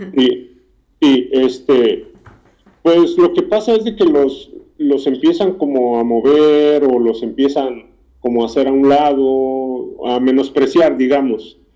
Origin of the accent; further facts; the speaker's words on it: Morelos, Mexico; moved away as an adult; also born or lived in Mexico City; now in United States; Yo nací en el Distrito Federal, pero este, me crié en el estado de Morelos.